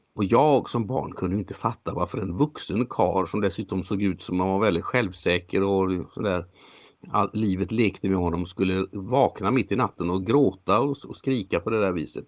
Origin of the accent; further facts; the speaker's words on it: Sweden; jag är faktiskt född jag är född i Sverige, men jag är född som norsk medborgare